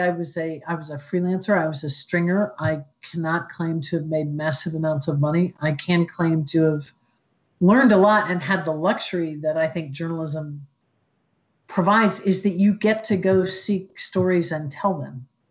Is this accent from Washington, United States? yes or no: no; Columbus, Ohio, United States; moved away as an adult; I grew up in Columbus, Ohio.